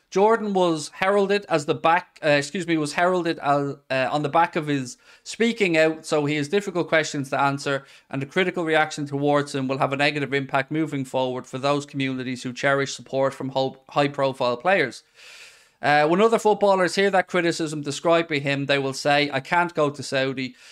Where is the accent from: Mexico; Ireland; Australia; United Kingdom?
Ireland; as an Irish man